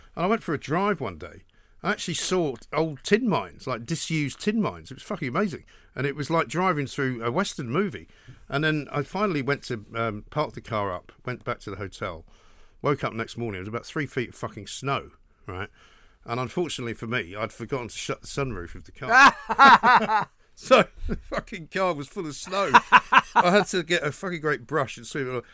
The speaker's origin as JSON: {"language": "English", "region": "England", "country": "United Kingdom", "said": "I'd just tell people I was from New York because it was too complicated to say we're from England"}